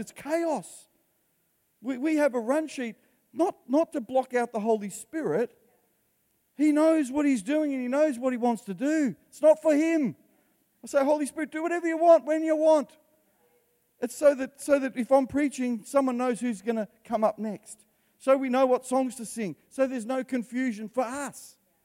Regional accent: Australia; I'm Italian background. I've lived in Australia. I was born in Australia and I can speak for Australians

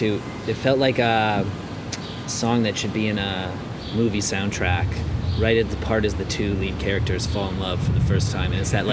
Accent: Ireland; I mean, I'm Irish, so maybe that's why too, but I got that … vibe right away.

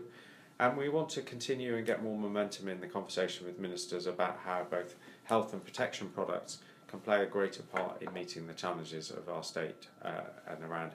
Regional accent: Wales, United Kingdom; I'm Welsh

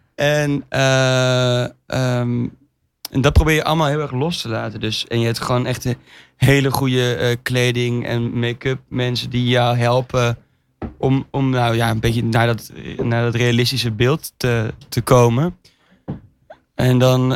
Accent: Amsterdam, North Holland, Netherlands; we komen dus allebei uit Amsterdam

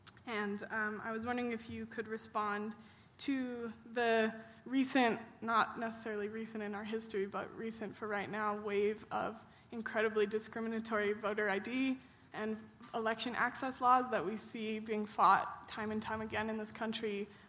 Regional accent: Boulder, Colorado, United States; I'm from Boulder, Colorado.

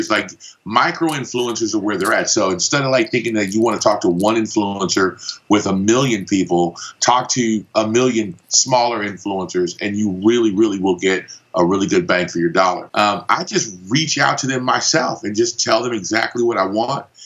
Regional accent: Panama; accent: Los Angeles, California; also born or lived in Los Angeles; originally, I'm from Panama, but obviously, I've spent a ton of time in Los Angeles, California, because that's where the accent is from.

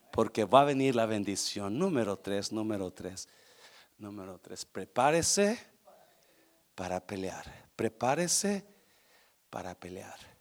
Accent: Nayarit, Mexico; also born or lived in Guanajuato; yo nací en el estado de Guanajuato, que es un estado seco, árido, pero me crié en el estado de Nayarit

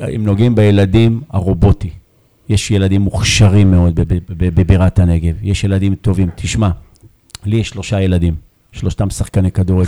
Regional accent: Beersheba, Southern District, Israel; באר שבעי גאה

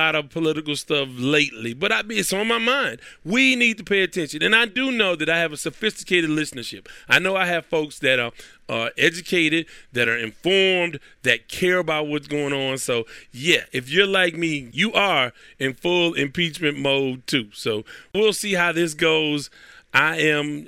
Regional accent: United States; I'm from the United States

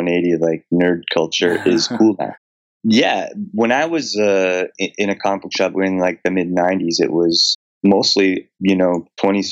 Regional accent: Ontario, Canada; moved away as an adult; now in Vancouver, Canada; I grew up in Ontario, but my whole like professional career and adult life, I've been in Vancouver.

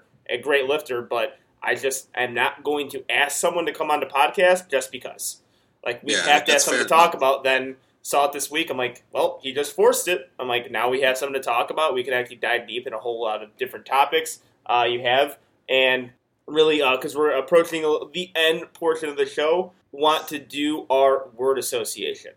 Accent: Chicago, Illinois, United States; moved away as an adult; now in Houston, United States; I'm from Chicago. Just moved to Houston yesterday.

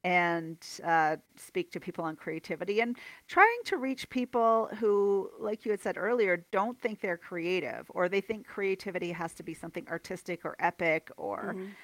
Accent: near Toronto, Ontario, Canada; moved away as an adult; now in Calgary, Canada; I'm from Ontario, kind of near Toronto originally.

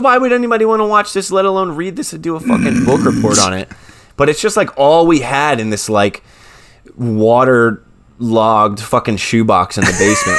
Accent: New Jersey, United States; I'm from New Jersey

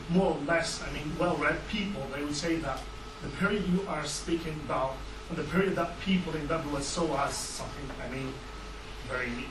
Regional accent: Algeria; I come from Algeria, I still live in Algeria

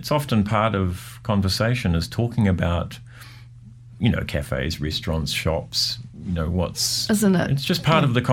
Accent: Lower Hutt, Wellington, New Zealand; In fact, I, I think growing up in the Hutt somewhat inspired me that I saw Wellington as something that was a little more kind of um, happening.

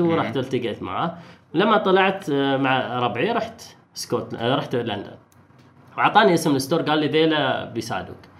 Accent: Oman; احنا كعمانيين

